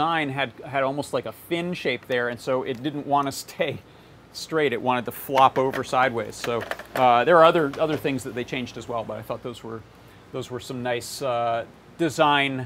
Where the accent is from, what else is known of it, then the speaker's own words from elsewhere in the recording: Hudson Valley, New York, United States; also born or lived in Ellenville, New York; where I grew up in the Hudson Valley, New York